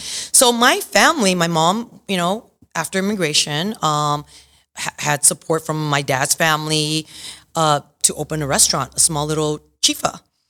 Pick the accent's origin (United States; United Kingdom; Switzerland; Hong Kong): Hong Kong; born there; Anyway, my parents met in Hong Kong. I was born in Hong Kong.